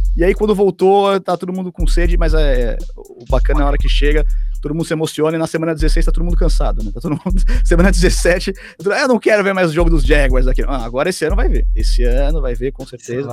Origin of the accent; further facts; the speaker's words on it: São Paulo, Brazil; como um bom paulista, eu tenho que falar bolacha